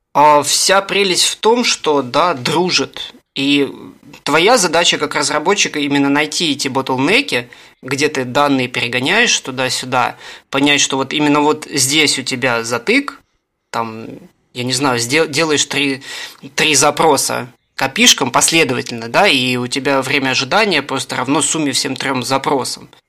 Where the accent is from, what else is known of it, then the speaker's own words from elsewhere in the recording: Russia; я из России